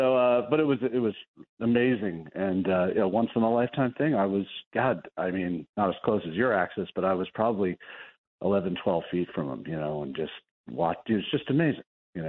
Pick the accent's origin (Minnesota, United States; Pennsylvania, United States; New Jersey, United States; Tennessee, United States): New Jersey, United States; moved away as an adult; also born or lived in New York / California; now in San Diego, United States; 82 is the year that I left New York. Well, I grew up in Jersey, okay, but I was living in New York. But I moved to California in 82 for college.